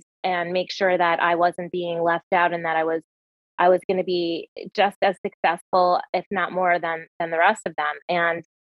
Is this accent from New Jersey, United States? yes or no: yes; New Jersey, United States; moved away as an adult; now in Cave Creek, United States; born and raised in New Jersey